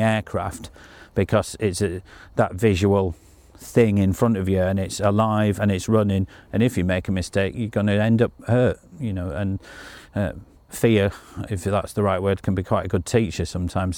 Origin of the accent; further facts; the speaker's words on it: Yorkshire and the Humber, United Kingdom; being a Yorkshire lad